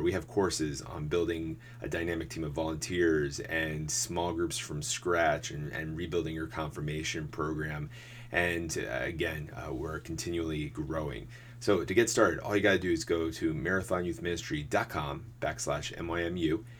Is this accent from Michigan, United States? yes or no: no; Mountain Lakes, New Jersey, United States; I grew up in my small church in St. Catherine of Siena in Mountain Lakes